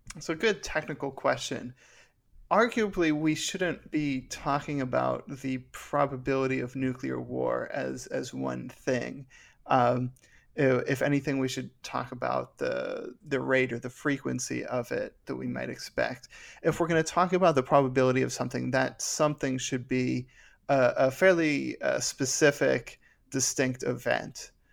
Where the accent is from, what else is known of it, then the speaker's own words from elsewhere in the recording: Pittsburgh, Pennsylvania, United States; I'm from Pittsburgh